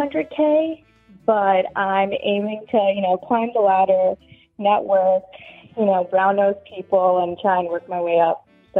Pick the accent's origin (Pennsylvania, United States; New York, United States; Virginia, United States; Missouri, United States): New York, United States; moved away as an adult; now in New Jersey, United States; I grew up in New York, but I just moved to Jersey in May.